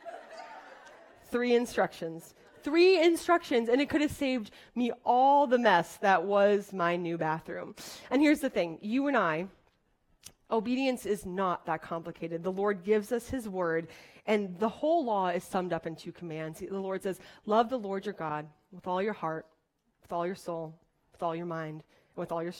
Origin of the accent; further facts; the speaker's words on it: Wisconsin, United States; I'm from Wisconsin